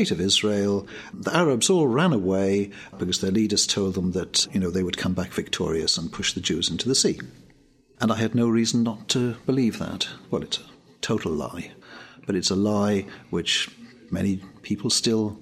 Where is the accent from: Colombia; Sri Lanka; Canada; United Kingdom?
United Kingdom; Cardiff, Wales; I'm Welsh, born and bred